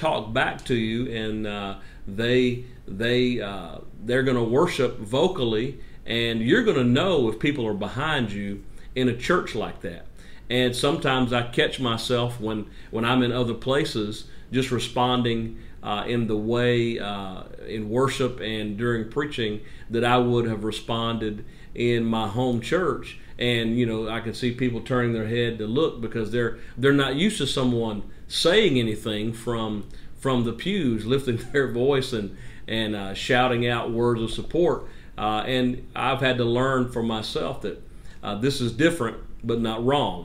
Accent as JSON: {"language": "English", "region": "North Carolina", "country": "United States", "tie": "born or raised there", "said": "I grew up in North Carolina, the southern or southeastern part of the United States"}